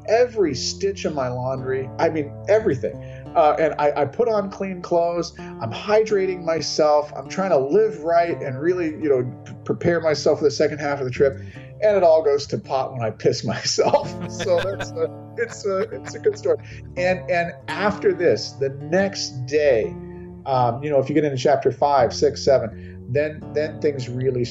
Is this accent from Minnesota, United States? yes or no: yes; Minnesota, United States; I'm out of my home state of Minnesota